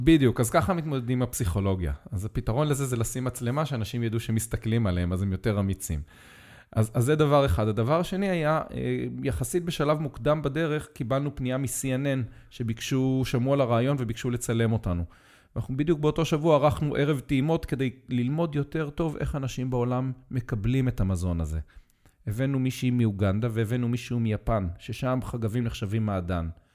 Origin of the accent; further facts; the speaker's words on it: Israel; כשהייתי ילד בקיבוץ